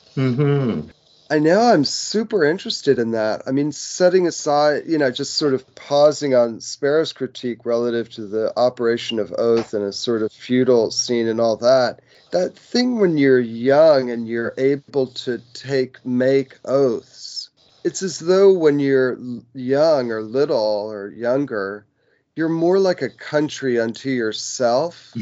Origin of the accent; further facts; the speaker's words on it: United States; I was born in the United States and I'm uh, like a um, citizen of the United States.